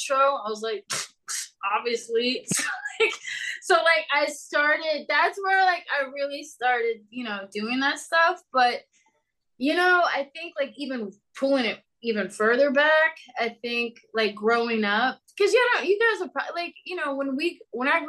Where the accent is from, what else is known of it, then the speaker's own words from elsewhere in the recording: Louisville, Kentucky, United States; I was born in Louisville, Kentucky